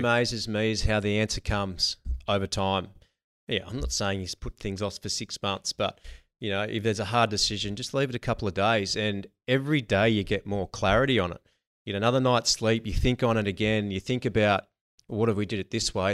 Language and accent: English; Narrandera, New South Wales, Australia; moved away as an adult; now in Melbourne, Australia; grew up in a, um, in a small country town called Narandra